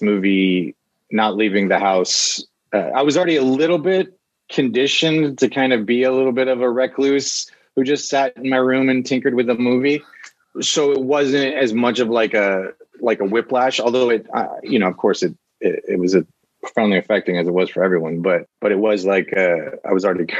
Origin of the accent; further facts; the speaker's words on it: Atlanta, Georgia, United States; now in Los Angeles, United States; I live in Los Angeles, but I'm from Atlanta.